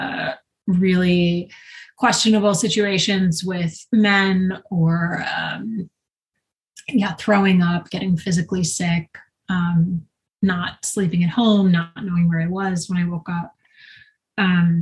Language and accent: English; Long Island, New York, United States; also born or lived in Brooklyn, New York / Westchester, New York; I'm a New Yorker. I was born in Brooklyn, grew up in Long Island